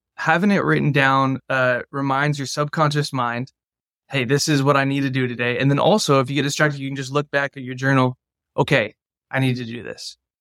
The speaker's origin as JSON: {"language": "English", "town": "San Juan Capistrano", "region": "California", "country": "United States", "tie": "born or raised there", "said": "I grew up in Southern California in Orange County"}